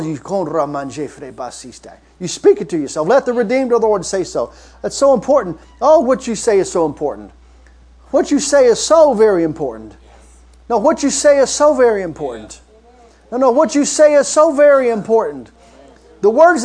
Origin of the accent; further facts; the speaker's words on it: Kentucky, United States; I'm from Kentucky